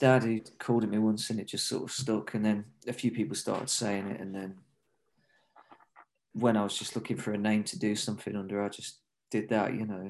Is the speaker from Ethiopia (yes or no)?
no; Nottingham, East Midlands, United Kingdom; now in London, United Kingdom; No. I grew up in Nottingham in the Midlands, actually. And I moved to London, you know, to sort of pursue music more and stuff.